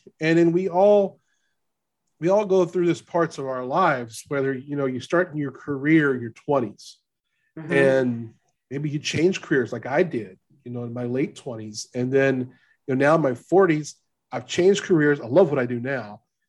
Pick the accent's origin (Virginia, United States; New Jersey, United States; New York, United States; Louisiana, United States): Louisiana, United States; I'm from Louisiana. We met in Kansas.